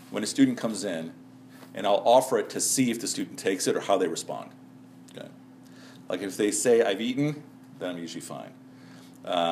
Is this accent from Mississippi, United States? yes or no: no; Chicago, Illinois, United States; now in Dallas, United States; I'm coming from Chicago